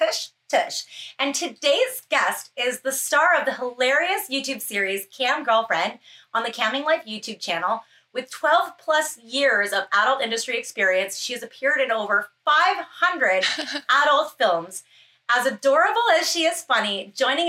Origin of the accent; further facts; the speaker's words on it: Canada; I'm Canadian